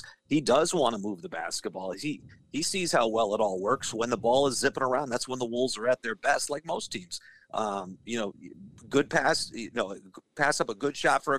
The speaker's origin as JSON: {"language": "English", "region": "Northeast", "country": "United States", "tie": "born or raised there", "moved": "yes", "lives_now": "Minneapolis, United States", "said": "growing up in the Northeast during the 80s"}